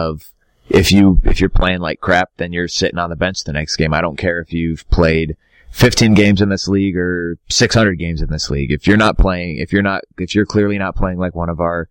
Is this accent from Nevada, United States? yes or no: yes; Las Vegas, Nevada, United States; growing up in Vegas